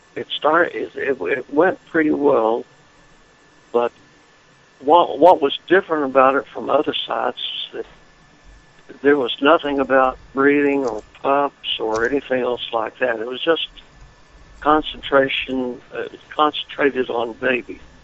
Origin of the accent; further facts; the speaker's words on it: Lubbock, Texas, United States; now in Florida, United States; I was born and reared in Lubbock, Texas